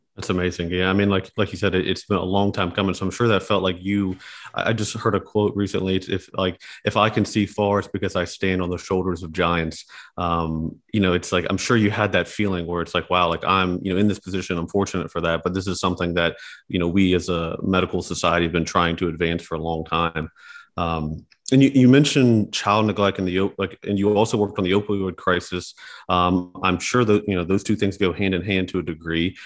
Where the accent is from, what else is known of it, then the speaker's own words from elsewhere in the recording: West Virginia, United States; growing up in West Virginia